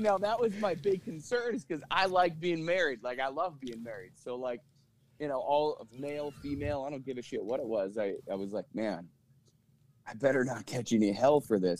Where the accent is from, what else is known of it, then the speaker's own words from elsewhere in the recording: Mitchell, South Dakota, United States; also born or lived in Twin Cities, Minnesota; now in Roseau, United States; I'm originally from Mitchell, South Dakota